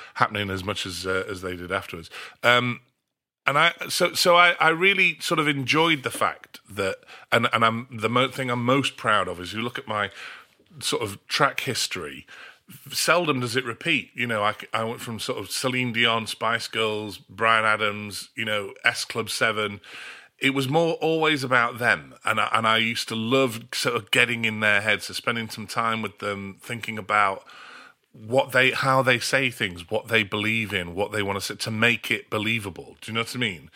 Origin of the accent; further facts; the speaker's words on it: Australia; moved away; also born or lived in North of England; I grew up in Australia. My parents emigrated when I was, uh, three